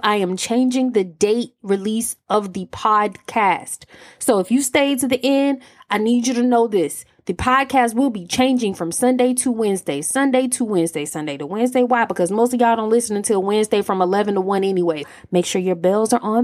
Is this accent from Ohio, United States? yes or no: no; Alabama, United States; I'm from Alabama